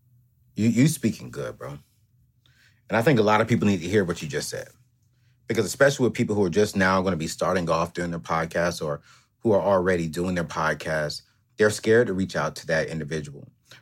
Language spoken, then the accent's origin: English; Fayetteville, North Carolina, United States; also born or lived in San Diego, California; Man, I come from Fayetteville, North Carolina, San Diego, California. I come from a family of 5 in a 3-bedroom, 1,200-square-foot home, sharing 1 bedroom, my sister and my brother.